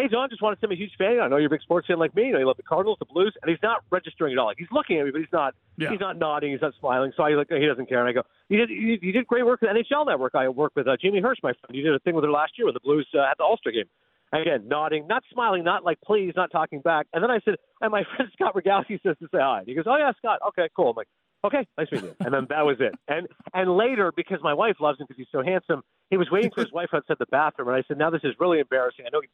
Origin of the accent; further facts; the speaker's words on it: Kingston, Ontario, Canada; also born or lived in Toronto; I'm from Toronto. Grew up in Kingston.